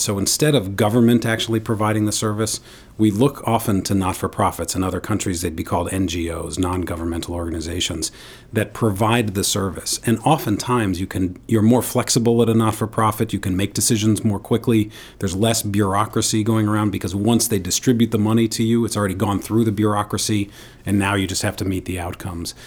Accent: New York City, New York, United States; I grew up in New York City with my father

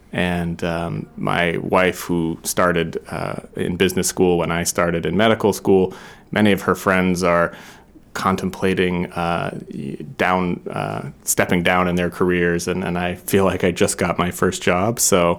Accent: New Hampshire, United States; My wife and I both grew up near the ocean, and it was a really important formative part of our childhoods

